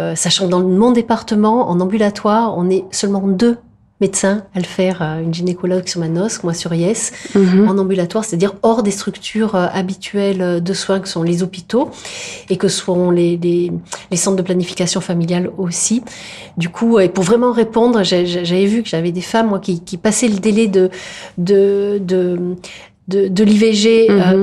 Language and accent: French; Provence-Alpes-Côte d'Azur, France; also born or lived in Indre-et-Loire; il n'y en a pas chez nous en Provence